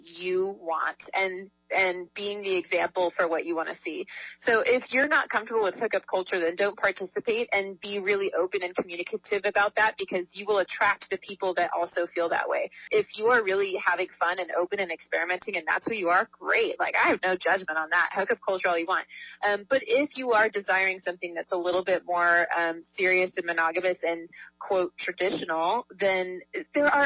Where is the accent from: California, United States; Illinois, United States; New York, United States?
California, United States; Southern; I grew up in Southern California